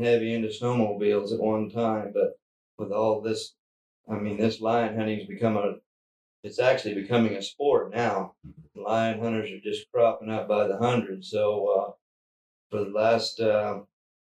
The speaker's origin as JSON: {"language": "English", "town": "Globe", "region": "Arizona", "country": "United States", "tie": "born or raised there", "moved": "yes", "lives_now": "Cedar City, United States", "said": "I was born and raised down in Globe, Arizona"}